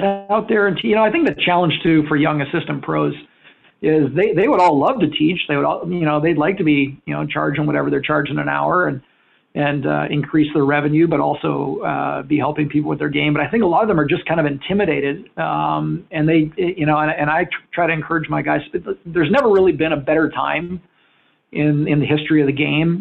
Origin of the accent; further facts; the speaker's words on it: Winnipeg, Manitoba, Canada; moved away as an adult; now in California, United States; Growing up in Winnipeg